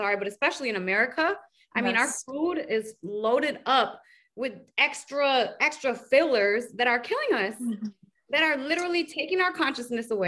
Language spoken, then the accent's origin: English; Detroit, Michigan, United States; I'm from Detroit